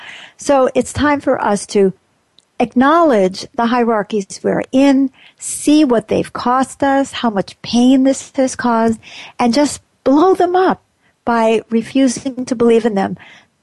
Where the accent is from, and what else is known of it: United States